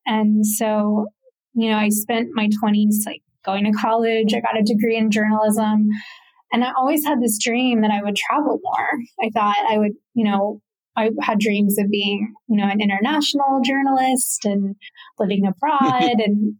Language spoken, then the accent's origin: English; the South, United States; And that was a little different from how I grew up. I grew up in the South.